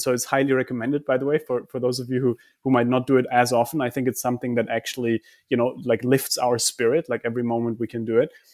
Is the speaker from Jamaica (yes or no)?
no; Germany; I come from Germany.